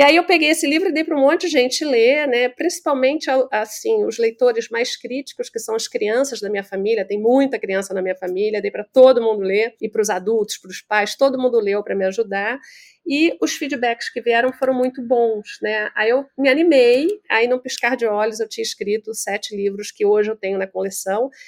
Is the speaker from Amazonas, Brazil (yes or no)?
no; Rio de Janeiro, Brazil; accent: carioca; eu sou carioca